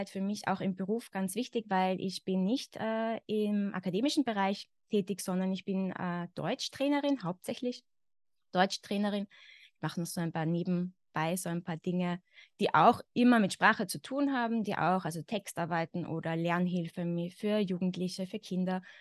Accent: Carinthia, Austria; accent: Carinthian; now in Vienna, Austria; ich bin aus Österreich, ich bin in Österreich geboren, ich lebe zurzeit in Wien. Ich komme aber nicht aus Wien, also meine Familie stammt eigentlich aus dem Süden von Österreich, aus Kärnten. Das heißt, ich bin theoretisch mit dem Kärntner Dialekt aufgewachsen.

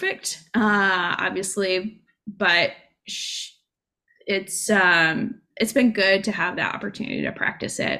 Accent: United States; being American

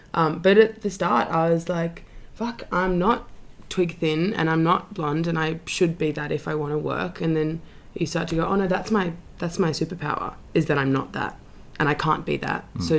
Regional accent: Sydney, New South Wales, Australia; Yeah, Paddington with my family.

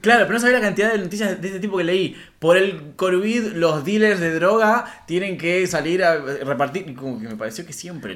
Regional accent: Rafaela, Santa Fe, Argentina; mi ciudad natal, Rafaela

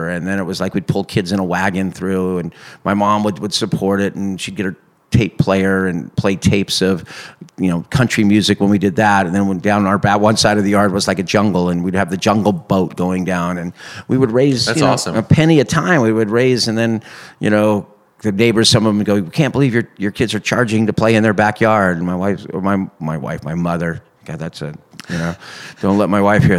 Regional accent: Claremont, California, United States; I grew up in Claremont, California. It's a town east of Los Angeles, about an hour

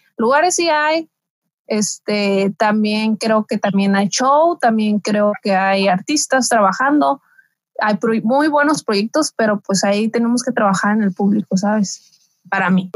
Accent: Mexicali Valley, Baja California, Mexico; yo soy del Valle de Mexicali

